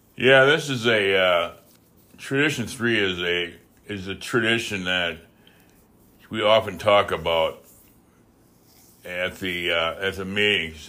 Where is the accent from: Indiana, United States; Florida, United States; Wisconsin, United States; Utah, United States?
Wisconsin, United States; I'm from, uh, I'm from Wisconsin, but I'm also French